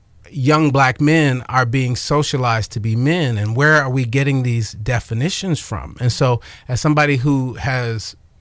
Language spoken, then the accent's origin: English; Chicago, Illinois, United States; You know, growing up, I grew up on the South Side of Chicago.